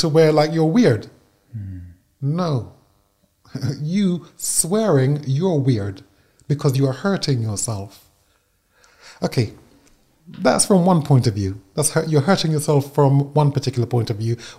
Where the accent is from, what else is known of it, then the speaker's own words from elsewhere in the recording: United Kingdom; as a Brit